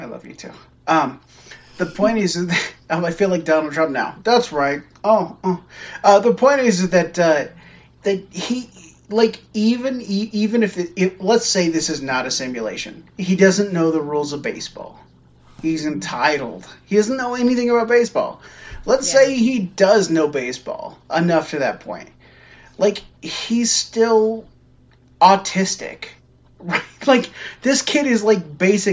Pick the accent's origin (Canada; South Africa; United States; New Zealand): United States; I'm an American